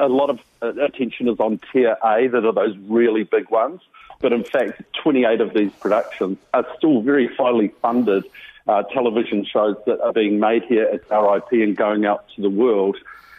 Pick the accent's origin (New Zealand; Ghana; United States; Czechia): New Zealand; The next 12 months, as a Kiwi, you'd probably have to have your head in a rabbit hole if you don't actually see a film set operating somewhere from the far north to the deep south.